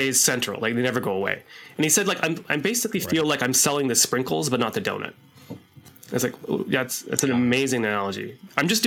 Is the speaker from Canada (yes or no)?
yes; Canada; we're Canadian